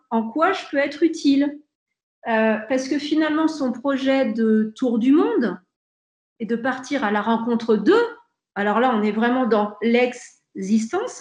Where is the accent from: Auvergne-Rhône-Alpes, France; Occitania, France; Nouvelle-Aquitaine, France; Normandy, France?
Auvergne-Rhône-Alpes, France; Aix-les-Bains; also born or lived in Grenoble; je suis fière d'être aixoise et savoyarde comme Mathieu Ricard